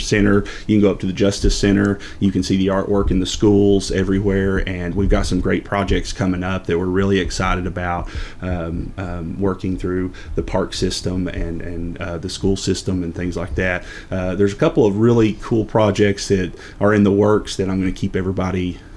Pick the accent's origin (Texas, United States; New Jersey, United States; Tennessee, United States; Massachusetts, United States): Tennessee, United States; La Follette; I was born and raised in Campbell County